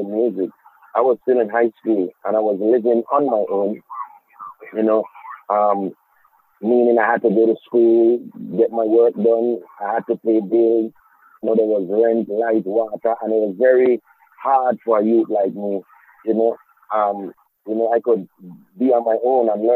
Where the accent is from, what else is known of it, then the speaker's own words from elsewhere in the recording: Charlotte Amalie, U.S. Virgin Islands; growing up in the Virgin Islands